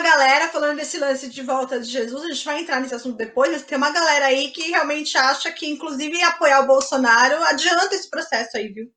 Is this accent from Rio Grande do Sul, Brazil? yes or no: no; São Bernardo do Campo, São Paulo, Brazil; Eu sou de São Bernardo, não sou de São Paulo